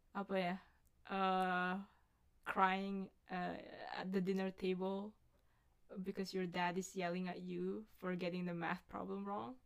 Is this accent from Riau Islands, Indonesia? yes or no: no; Bali, Indonesia; moved away; masa kecil gue so free in Bali